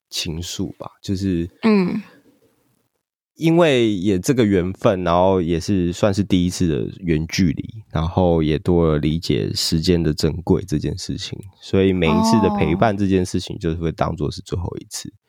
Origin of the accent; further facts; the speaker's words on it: Pingtung, Pingtung County, Taiwan; 因为我是在屏东长大的。